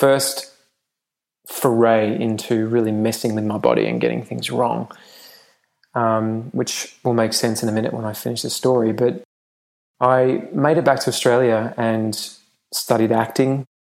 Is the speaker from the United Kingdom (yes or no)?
yes; England, United Kingdom; moved away; I grew up in England